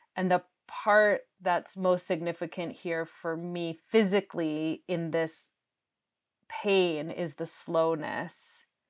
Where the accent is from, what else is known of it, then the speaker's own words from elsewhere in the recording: New England, United States; I'm from New England